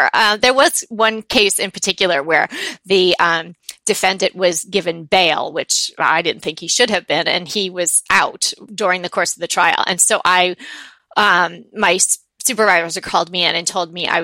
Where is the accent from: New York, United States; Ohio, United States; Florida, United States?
New York, United States; moved away as an adult; now in Pasadena, United States; I am not from here. I grew up on the East Coast. I'm from New York